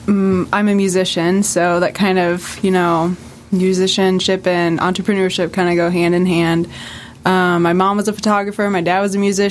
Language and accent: English; Alton, Illinois, United States; I was born and raised in Alton. I always loved this town